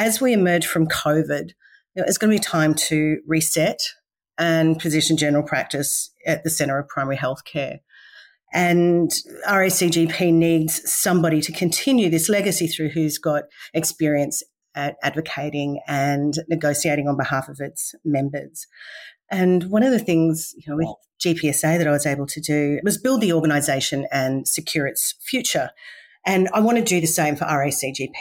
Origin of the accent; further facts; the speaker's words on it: Victoria, Australia; moved away as an adult; now in Mackay, Australia; I originally born and bred in Victoria and so a country girl studying in the city, and now I live in the last 20 years